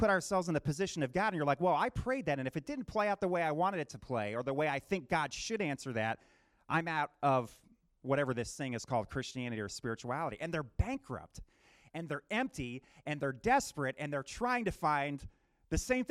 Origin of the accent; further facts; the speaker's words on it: New Jersey, United States; moved away; also born or lived in Michigan; I'm on the Jersey Shore growing up in New Jersey